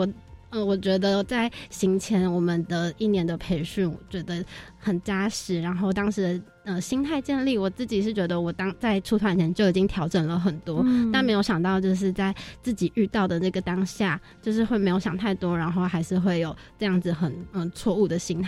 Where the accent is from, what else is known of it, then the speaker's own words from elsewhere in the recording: Taiwan; now in Thailand; 其实像我们这样子过去，学生他们都会非常非常开心，不单单只是因为我们是从台湾过来的老师，就就是台外国人